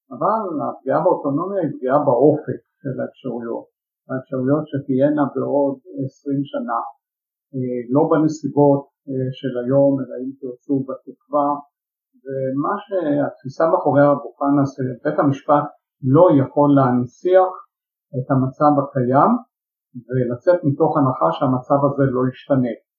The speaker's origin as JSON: {"language": "Hebrew", "town": "Jerusalem", "region": "Jerusalem District", "country": "Israel", "tie": "born or raised there", "said": "שכמו בבתים ירושלמים רבים באותה תקופה גם אני נולדתי לתוך אה, משפחה שהפרוטה לא הייתה מצויה בטיסה, למעשה גדלתי בתוך אה, עוני"}